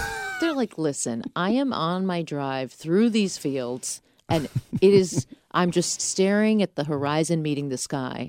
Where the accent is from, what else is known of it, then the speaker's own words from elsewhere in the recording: Boca Raton, Florida, United States; also born or lived in England; I grew up in Boca, though.